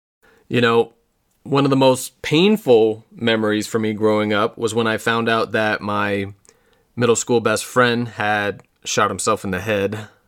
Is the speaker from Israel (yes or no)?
no; Parker, Colorado, United States; also born or lived in Wind River Indian Reservation, Wyoming; I was born in 1985 in Wyoming on the Wind River Indian Reservation. And shortly thereafter, we moved to Parker, Colorado for my dad's first job.